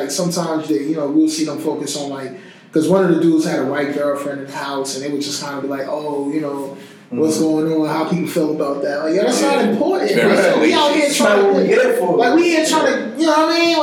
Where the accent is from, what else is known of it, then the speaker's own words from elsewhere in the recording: Newark, New Jersey, United States; I'm just that kid from Newark, just came off my mama's couch